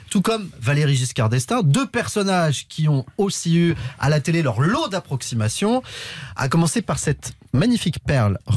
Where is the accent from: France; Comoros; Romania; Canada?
Romania; Parce que je suis roumain.